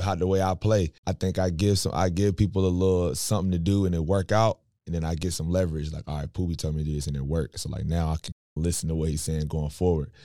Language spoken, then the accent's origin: English; Raleigh, North Carolina, United States; We grew up in Washington Terrace on the south side